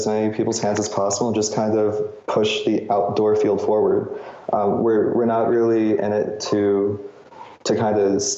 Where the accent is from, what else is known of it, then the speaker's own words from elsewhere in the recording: New York City, New York, United States; I grew up in New York